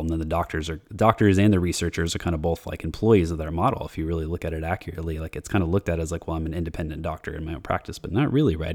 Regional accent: United States; since I'm American, even my family is from, like, uh, Portugal and Italy

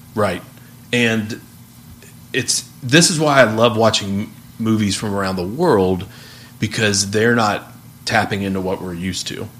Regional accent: United States

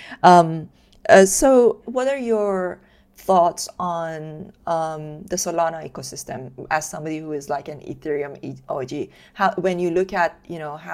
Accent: Iran; moved away as an adult; I was born and brought up in Iran

